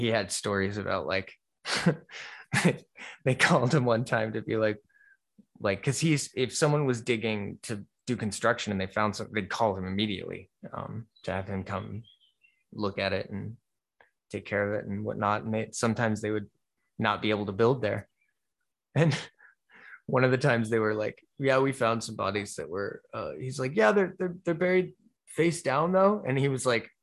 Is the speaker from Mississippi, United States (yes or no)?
no; Florida, United States; now in Ohio, United States; I grew up in Florida